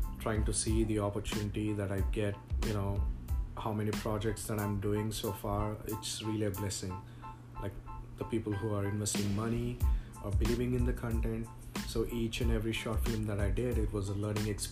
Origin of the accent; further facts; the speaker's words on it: India; moved away as an adult; now in United States; I grew up in a different culture. So I came from India just 5 years back